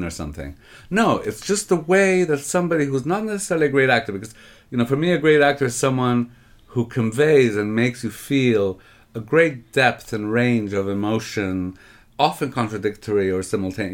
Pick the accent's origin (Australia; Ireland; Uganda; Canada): Canada; I grew up in Canada